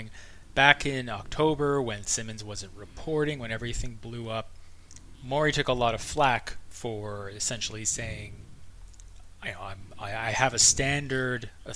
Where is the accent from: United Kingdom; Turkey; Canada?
Canada; I'm a Canadian